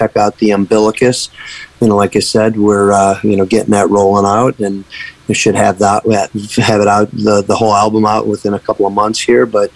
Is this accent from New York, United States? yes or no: yes; Buffalo, New York, United States; moved away as an adult; now in Tampa, United States; we're actually from Buffalo, New York. So that's where the band started